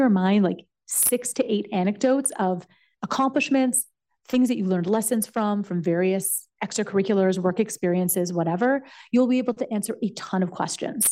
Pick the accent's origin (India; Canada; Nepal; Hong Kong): Canada; moved away as an adult; also born or lived in United States; I'm Canadian and I went to college in the United States.